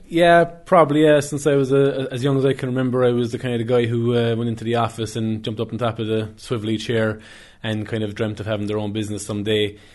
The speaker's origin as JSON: {"language": "English", "town": "Skibbereen", "region": "Munster", "country": "Ireland", "tie": "born or raised there", "said": "my hometown of Skibbereen"}